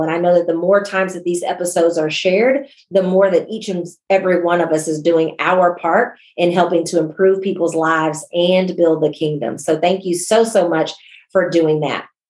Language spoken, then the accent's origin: English; United States; I'm born and raised in the United States